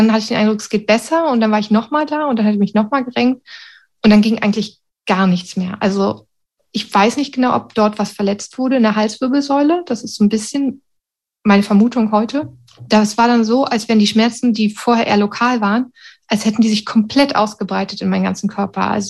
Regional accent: Sweden; dann wollte ich zurück nach Schweden, sozusagen in meine Heimat, in Anführungsstrichen

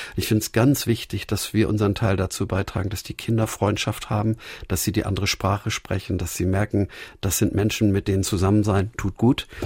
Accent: Hamburg, Germany; Der Stadtteil, in dem wir aufgewachsen sind, die Jahresstadt in Hamburg-Winterhude, war ungefähr zur Hälfte zerbombt

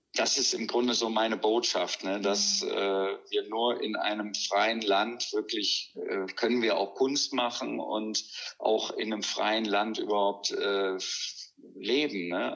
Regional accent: North Rhine-Westphalia, Germany; in so einem katholischen Krankenhaus am Niederrhein, wo ich aufgewachsen bin

